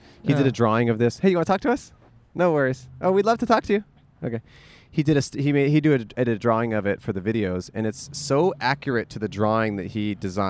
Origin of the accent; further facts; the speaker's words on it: Alameda, California, United States; I'm originally from Alameda.